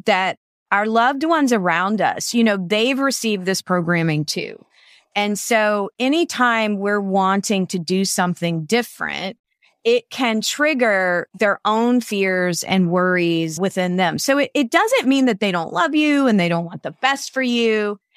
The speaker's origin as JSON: {"language": "English", "town": "Savannah", "region": "Georgia", "country": "United States", "tie": "born or raised there", "said": "my hometown of Savannah, Georgia"}